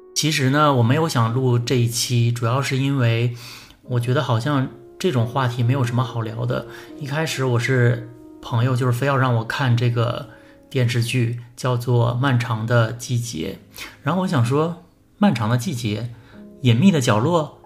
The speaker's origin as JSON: {"language": "Chinese", "town": "Anshan", "region": "Liaoning", "country": "China", "said": "我是鞍山人"}